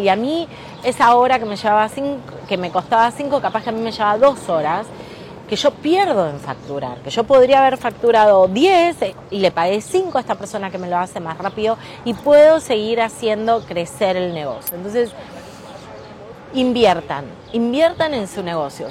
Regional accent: Rosario, Santa Fe, Argentina; Estoy ahora en Nueva York, pero soy una emprendedora de Rosario

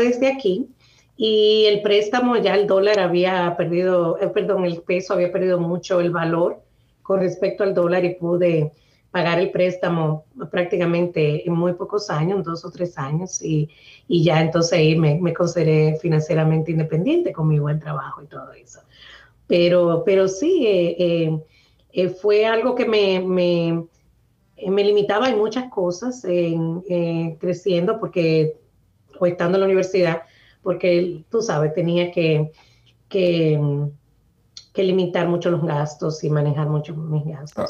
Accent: La Isabela, Puerto Plata, Dominican Republic; now in Boston, United States; Nací en un pueblecito muy pequeño en el norte de República Dominicana que se llama La Isabela, en la provincia de Puerto Plata.

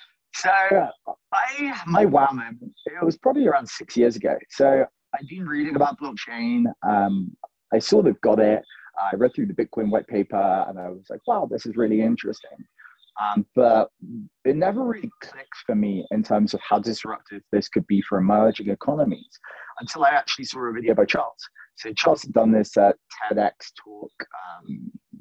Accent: London, United Kingdom; moved away as an adult; now in Ethiopia; I was born and raised in London in the UK, went to university there

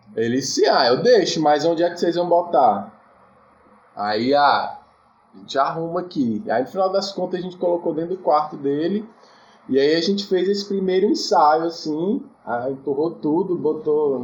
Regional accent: Cidade Ocidental, Goiás, Brazil; moved away as an adult; also born or lived in Taguatinga / Samambaia; Eu nasci em Taguatinga, mas cresci na Samambaia. Aí com sete anos eu vim para Ocidental, cidade ocidental que era é no entorno de Brasília

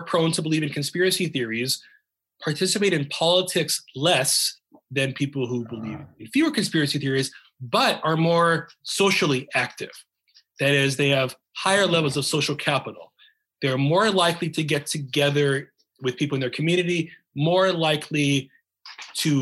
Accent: United States; being an American

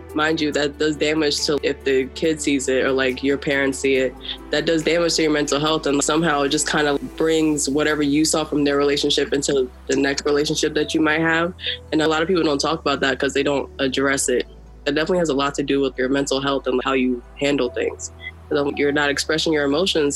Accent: Maryland, United States; moved away as an adult; now in New York City, United States; I'm from Maryland.

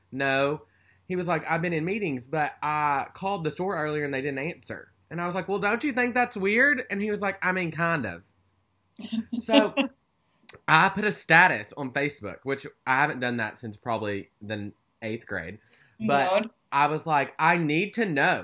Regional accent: Stuttgart, Arkansas, United States; moved away; my hometown, Stuttgart, Arkansas

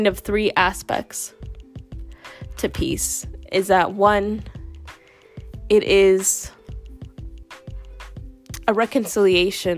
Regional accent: the South, United States; I grew up in the South

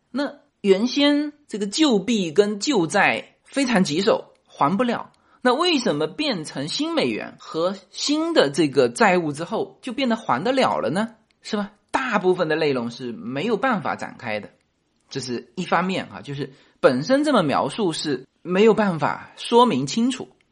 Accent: China; 我们中国人曾经持有美国国债最多

